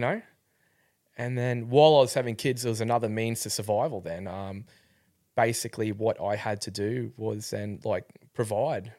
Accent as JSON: {"language": "English", "town": "Rockhampton", "region": "Queensland", "country": "Australia", "tie": "born or raised there", "said": "I grew up in Rockhampton."}